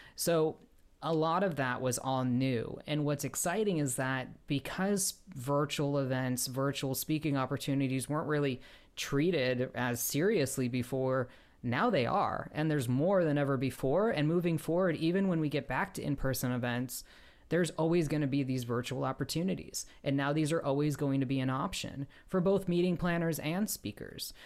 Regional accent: Chicago, Illinois, United States; now in Los Angeles, United States; I grew up outside Chicago

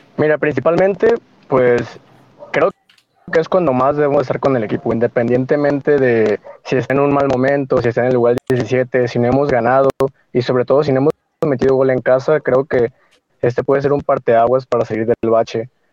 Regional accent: Culiacán, Sinaloa, Mexico; now in Zapopan, Mexico; yo soy de Culiacán, pero vivo en Zapopan, Jalisco.

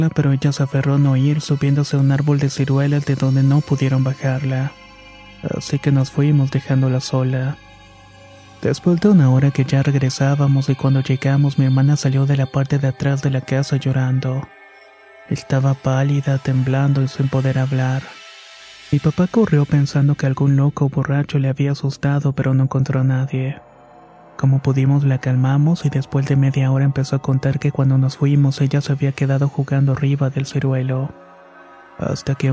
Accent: Veracruz, Mexico; Somos originarias de Veracruz, de un pueblo a solamente una hora de Catemaco.

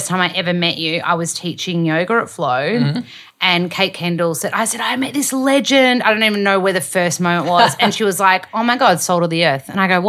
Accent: Australia; as an Aussie that works in media

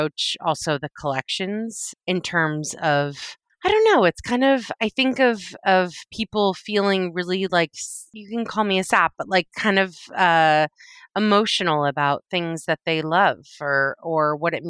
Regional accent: Sudbury, Massachusetts, United States; now in New York, United States; I am from Massachusetts

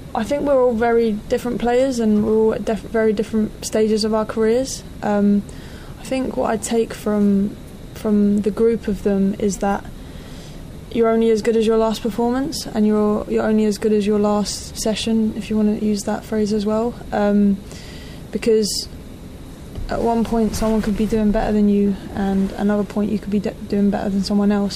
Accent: London, United Kingdom; back in my hometown, back in London

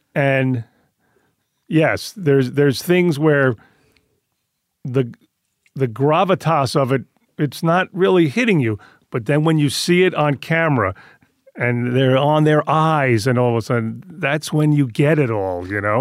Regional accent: New York, United States; moved away; I grew up Italian in Queens

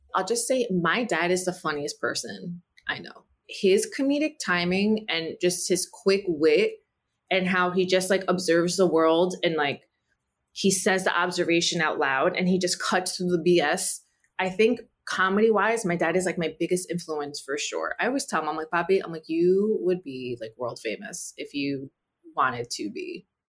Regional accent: New Jersey, United States; first language Spanish; English is a second language; my parents moved me to, like, an upper middle class, uh, Caucasian Jewish neighborhood in Central Jersey

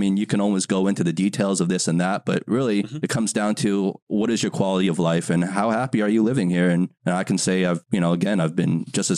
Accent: United States; also born or lived in New York / Los Angeles; now in Shanghai, China; I grew up in the States. Mm-hmm. And I've been in Shanghai for the last 15 years.

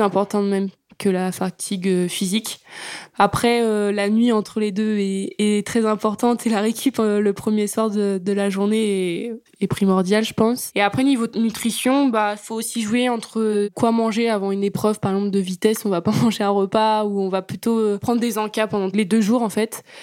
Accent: Yvetot, Normandy, France; also born or lived in Sotteville-lès-Rouen; je suis originaire d'Ifto

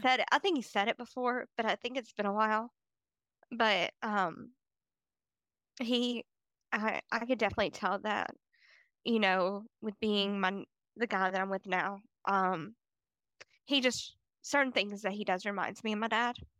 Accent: Decatur, Alabama, United States; also born or lived in Huntsville, Alabama; I'm from Decatur, Alabama

